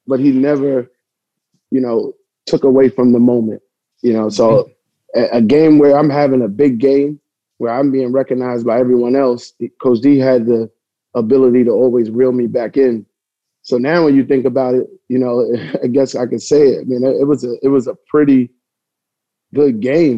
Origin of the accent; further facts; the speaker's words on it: New Rochelle, New York, United States; I was born in New Rochelle